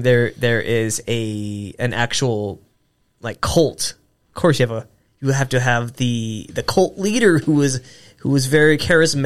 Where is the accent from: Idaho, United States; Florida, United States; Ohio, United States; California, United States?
California, United States; San Francisco; where I was born in San Francisco